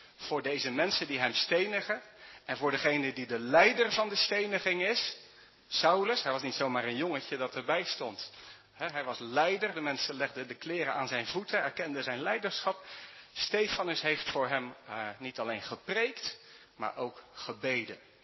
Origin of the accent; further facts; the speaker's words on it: Netherlands; Wij als Nederlanders